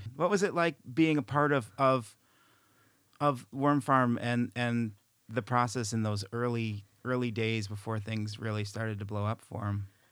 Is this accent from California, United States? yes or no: no; Chicago, Illinois, United States; I'm from Chicago